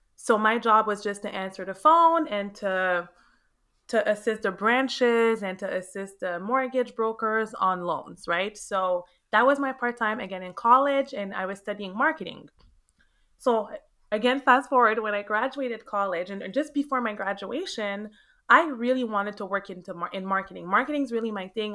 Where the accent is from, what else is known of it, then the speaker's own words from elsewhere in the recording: Montreal, Quebec, Canada; moved away as an adult; now in Florida, United States; born and raised in Montreal, Canada.